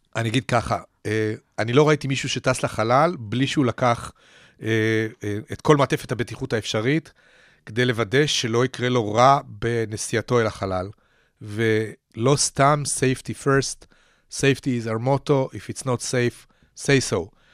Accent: Petah Tikva, Central District, Israel; אני גדלתי כנער בפתח תקווה בשנות ה-60

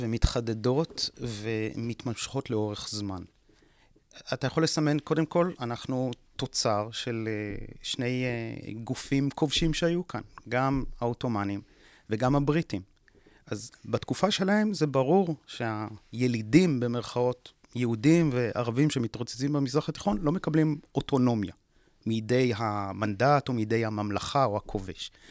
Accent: Israel; שנולדנו כאן וגדלנו כאן

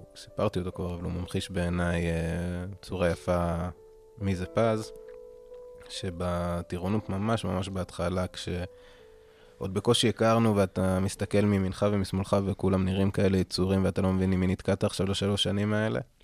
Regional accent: Kfar Tavor, Northern District, Israel; אני במקור מכפר תבור

